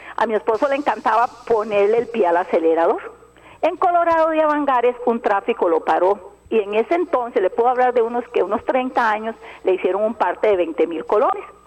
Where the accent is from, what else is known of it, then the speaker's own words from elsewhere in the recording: Alajuela, Costa Rica; yo soy de Alajuela y conozco muy bien a calle ancha